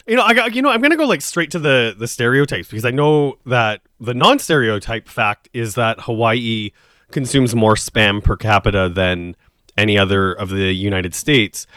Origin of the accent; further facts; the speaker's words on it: Saskatchewan, Canada; now in Toronto, Canada; I come from Saskatchewan